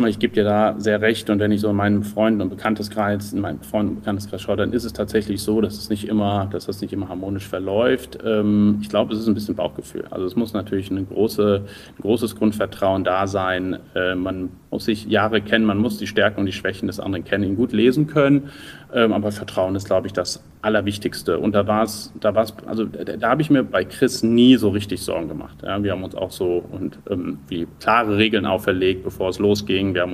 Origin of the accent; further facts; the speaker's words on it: Düsseldorf, North Rhine-Westphalia, Germany; Nee, ich bin kein Berliner, ich bin Rheinländer, ich komme aus Düsseldorf.